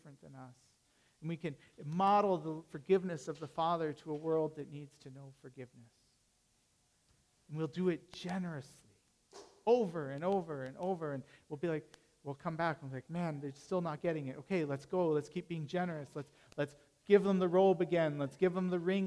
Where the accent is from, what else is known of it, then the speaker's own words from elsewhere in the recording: Canada; being Canadian